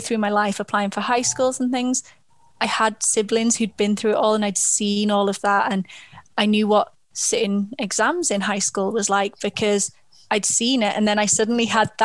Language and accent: English; Liverpool, North West England, United Kingdom; I'm from Liverpool